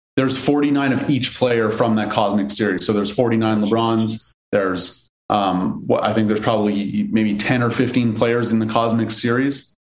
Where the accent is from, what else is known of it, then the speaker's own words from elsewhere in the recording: Montreal, Quebec, Canada; now in Los Angeles, United States; I'm originally from Canada, from Montreal. I live in LA now